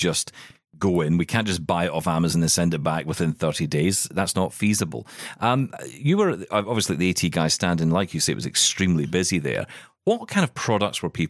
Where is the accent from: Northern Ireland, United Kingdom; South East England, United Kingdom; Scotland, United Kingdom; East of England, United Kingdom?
Scotland, United Kingdom; I'm Scottish